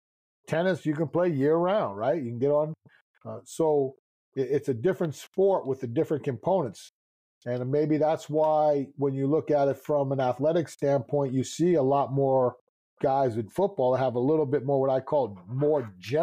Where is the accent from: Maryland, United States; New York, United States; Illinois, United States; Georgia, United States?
New York, United States; I'm a New Yorker, man. That's just the way it is, man.